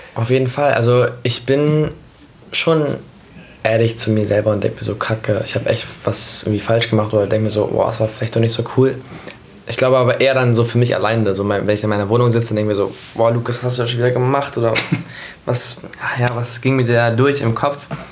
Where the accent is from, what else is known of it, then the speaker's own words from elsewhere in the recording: Hanover, Lower Saxony, Germany; Hannover geboren und dann auf dem Land aufgewachsen, also dann neben Hannover aufgewachsen